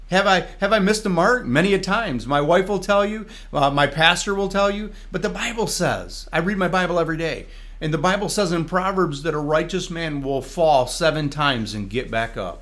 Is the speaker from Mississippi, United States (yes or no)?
no; Jackson, Michigan, United States; my hometown, Jackson, Michigan